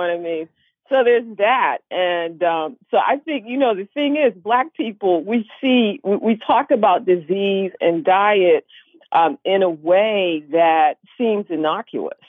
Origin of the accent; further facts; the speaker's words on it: Washington, District of Columbia, United States; I grew up in Washington, D.C. when it was Chocolate City